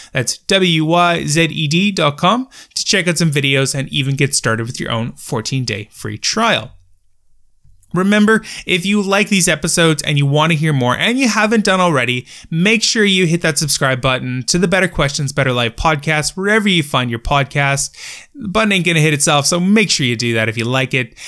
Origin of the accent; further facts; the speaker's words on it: Northern Canada, Canada; a job delivering newspapers in my hometown in Northern Canada